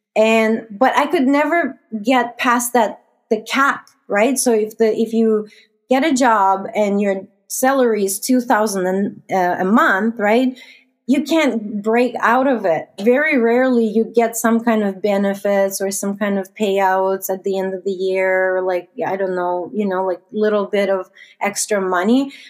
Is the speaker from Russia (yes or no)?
yes; Russia; moved away as an adult; now in Canada; I was born and raised in Russia.